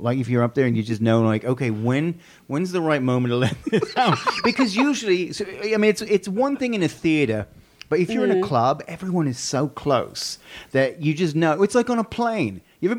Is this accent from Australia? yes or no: yes; Australia; moved away; I'm thinking I would have to represent my home country, so I'd have to be sort of a platypus